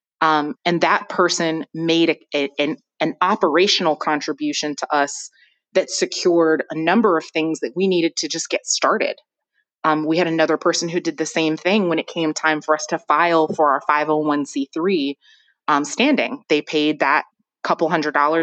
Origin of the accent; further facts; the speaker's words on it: Ann Arbor, Michigan, United States; also born or lived in Flint, Michigan; I was born in Flint, Michigan, and raised in Ann Arbor, Michigan